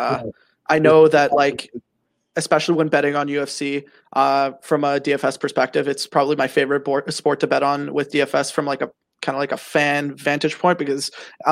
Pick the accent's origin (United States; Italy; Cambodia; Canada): Canada; I'm Canadian